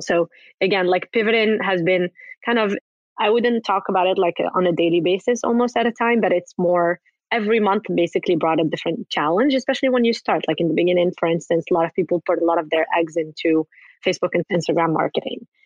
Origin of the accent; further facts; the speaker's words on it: Morocco; moved away; I'm originally from Morocco